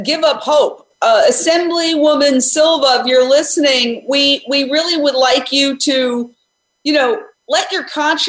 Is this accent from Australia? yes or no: no; Delaware, United States; I told her I was from the East Coast, Delaware, and California starts all things good for animals